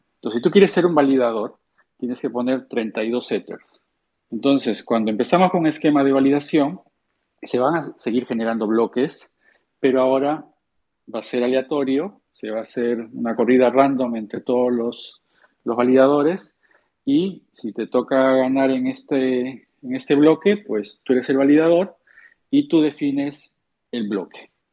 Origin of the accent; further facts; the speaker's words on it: Peru; soy, soy peruano